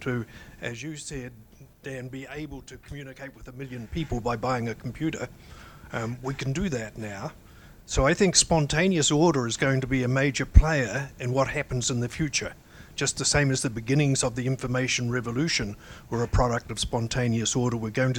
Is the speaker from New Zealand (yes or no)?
yes; New Zealand; moved away as an adult; now in United States; I was a child of the Second World War. And I've been in the United States for 22 years. I grew up in New Zealand.